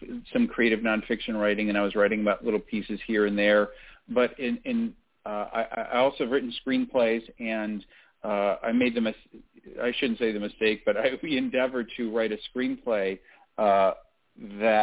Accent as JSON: {"language": "English", "town": "Toledo", "region": "Ohio", "country": "United States", "tie": "born or raised there", "said": "I grew up in Toledo and in the 70s"}